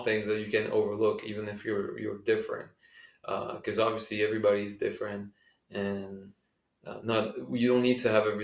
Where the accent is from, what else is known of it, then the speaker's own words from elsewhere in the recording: Belgium; moved away; also born or lived in California; I'm from Belgium